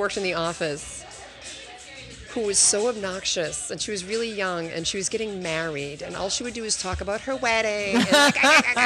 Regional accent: Boston, Massachusetts, United States; moved away as an adult; now in New York City, United States; I grew up in Boston, and in and around Boston. And then I met a guy, and I moved to New York City.

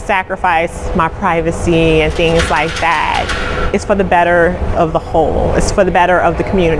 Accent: Detroit, Michigan, United States; I am from Detroit.

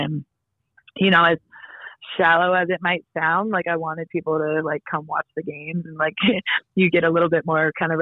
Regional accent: Scranton, Pennsylvania, United States; now in Buffalo, United States; I'm about 3.5 hours away from my hometown in Northeast Pennsylvania now

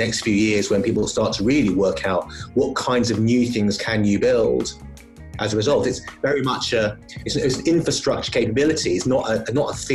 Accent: London, United Kingdom; moved away as an adult; now in Edinburgh, United Kingdom; I was born in London, grew up in London, moved around a little bit since, and really my journey up to Scotland was based on moving up here with my young family

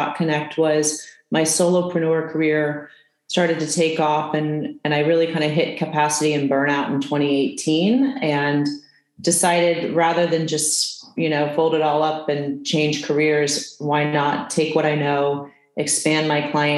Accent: California, United States; also born or lived in East Coast; I'm from California

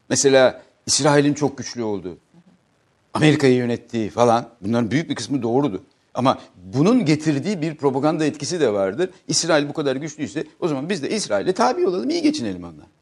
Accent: Turkey; Allah da beni Türk olarak yarattı.

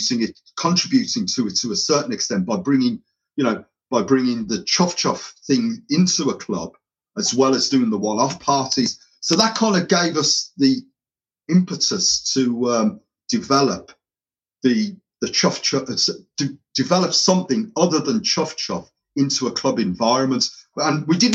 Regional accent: Birmingham, West Midlands, United Kingdom; accent: tinge of Irish with Birmingham; My accent is probably a little bit of a tinge of Irish with Birmingham intermingled.

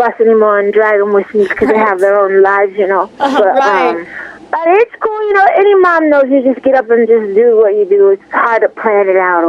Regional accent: Ohio, United States; I'm from Ohio

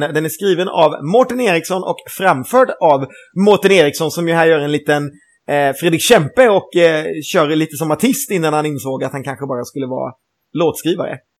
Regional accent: Gothenburg, Västra Götaland, Sweden; som göteborgare

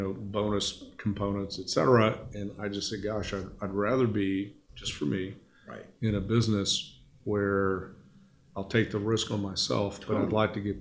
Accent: Houston, Texas, United States; now in Dallas, United States; I grew up in Houston. I was the first person in my family to go to college.

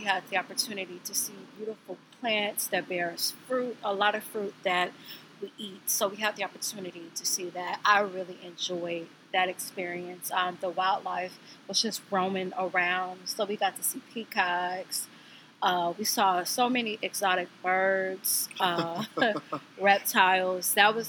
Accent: Midwest, United States; we're from the Midwest

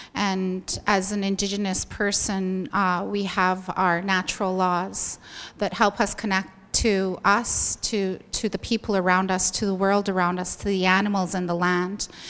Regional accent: southern Alberta, Canada; I come from the Blackfoot Territory in southern Alberta

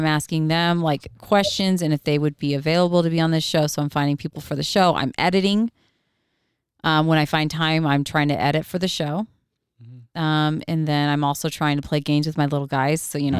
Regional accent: Oregon, United States; I'm from Oregon.

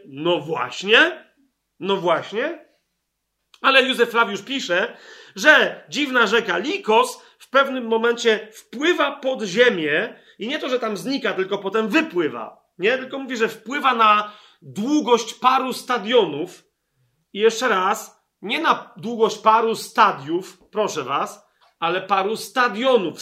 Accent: Poland; z Polski

